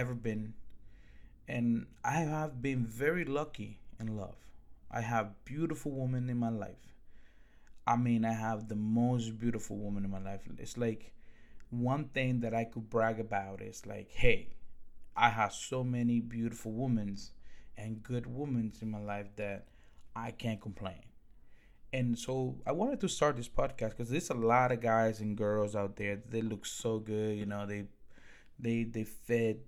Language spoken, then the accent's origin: English; Newark, New Jersey, United States; English is a second language; also born or lived in Dominican Republic; I grew up in Newark, New Jersey.